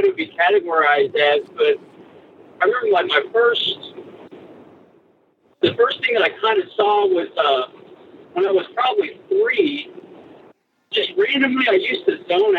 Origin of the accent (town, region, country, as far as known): North Texas, United States; born or raised there; also born or lived in Ponca City, Oklahoma